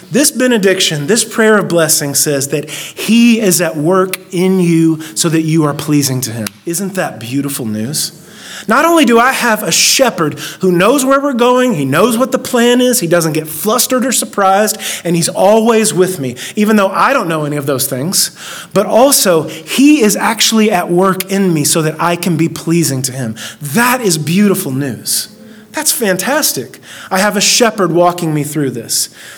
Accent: Oak Ridge, Tennessee, United States; I grew up in Oak Ridge, this this little, tiny little town that we're in, and then if I before I was in Oak Ridge, we moved like ten different times. I moved here in the third grade.

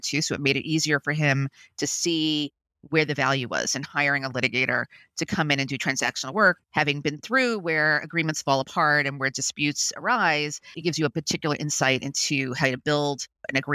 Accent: New York City, New York, United States; I grew up in Brooklyn, New York

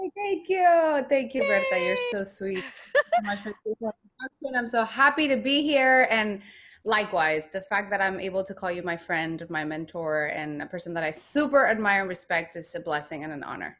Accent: Guadalajara, Jalisco, Mexico; moved away; I am from Mexico. I was born in Guadalajara, Mexico, the land of tequila and mariachi

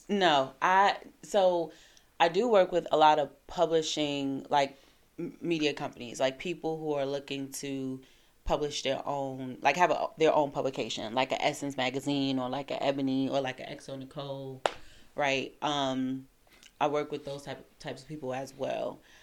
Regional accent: New York City, New York, United States; moved away as an adult; also born or lived in Washington, District of Columbia, United States / Seattle / California / Virginia Beach; now in DMV area, United States; born and raised in uh, Crown Heights.

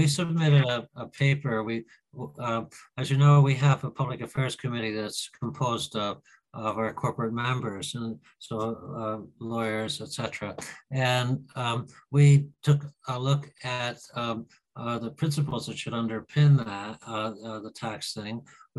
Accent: Canada; moved away; I mean, I came from Canada 21 years ago

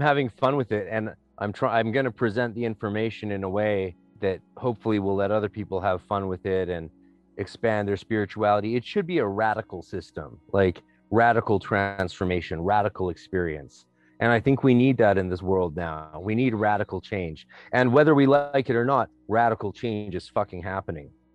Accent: North Vancouver, British Columbia, Canada; I'm from North Vancouver

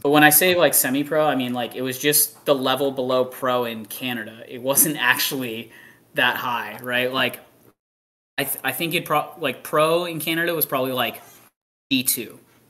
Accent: Texas, United States; it would be cool to be playing an NXL in Texas and have Texas be my home state

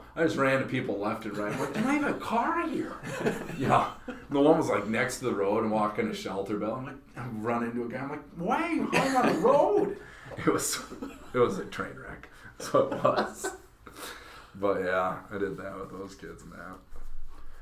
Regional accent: Minnesota, United States; moved away as an adult; now in South Dakota, United States; I was from Minnesota

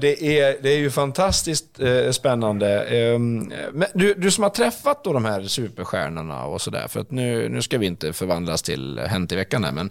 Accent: Dalarna County, Sweden; also born or lived in Stockholm; now in Örebro, Sweden; jag är ju inte urnärking själv, jag är dalmas ursprungligen.

